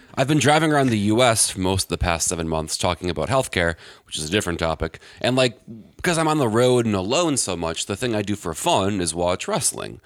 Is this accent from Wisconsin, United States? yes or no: yes; Wisconsin, United States; I'm from Wisconsin, and my family's from Milwaukee